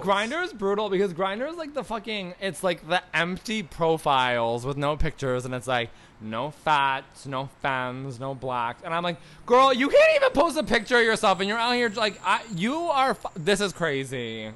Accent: Niagara Falls, Ontario, Canada; moved away; I was born in Niagara Falls, Canada

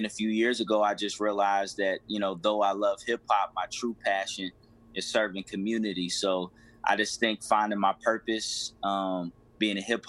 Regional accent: Lexington, Kentucky, United States; Born and raised in Lexington, Kentucky

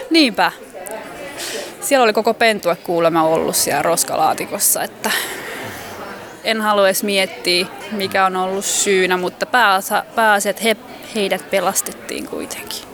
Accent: Finland; mä oon Suomesta

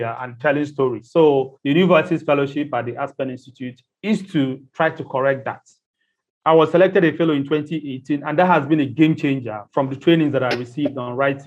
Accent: Nigeria; I'm Nigerian and I'm based in Nigeria.

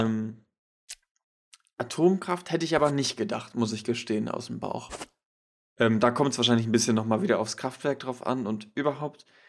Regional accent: Schleswig-Holstein, Germany; wir kommen aus Schleswig-Holstein

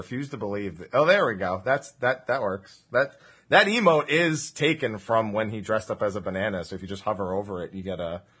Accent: New Jersey, United States; accent: Jersey; I am from New Jersey

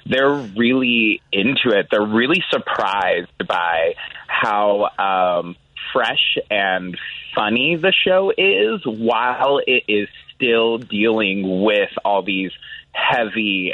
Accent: San Jose, California, United States; moved away as an adult; now in Chicago, United States; I grew up in San Jose

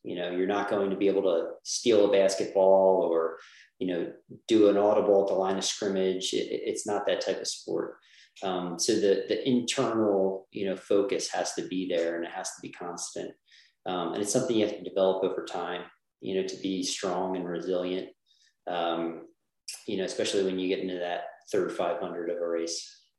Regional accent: New Jersey, United States; I grew up in New Jersey, South Jersey, um, and uh, went to Mainland High School, which is in Linwood

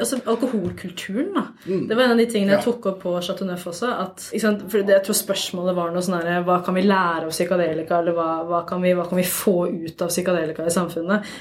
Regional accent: Oslo, Norway; jeg er jo fra Oslo, jeg bor i Oslo, jeg jobber i Oslo.

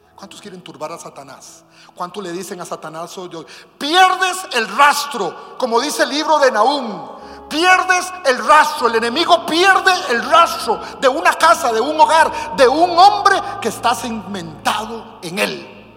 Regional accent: Costa Rica; De Costa Rica

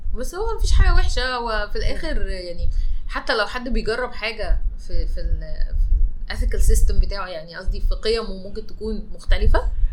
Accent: Egypt; احنا مصريين

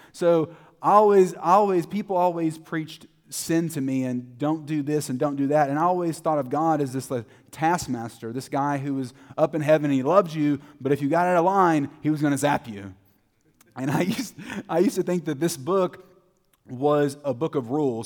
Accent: Terrell, Texas, United States; I grew up in Terrell, Texas. I was born and, born and raised there

